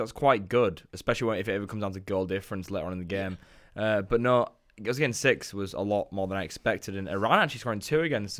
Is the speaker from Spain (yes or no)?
no; England, United Kingdom; because I'm from England